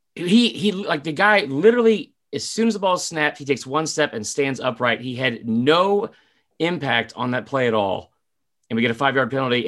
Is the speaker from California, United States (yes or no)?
no; Atlanta, Georgia, United States; We are also both from Atlanta